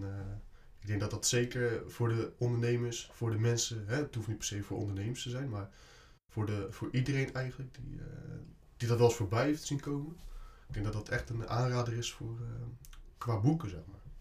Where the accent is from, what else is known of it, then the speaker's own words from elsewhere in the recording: Barendrecht, South Holland, Netherlands; Ik kom uit de Barendrecht, dat ligt net onder Rotterdam.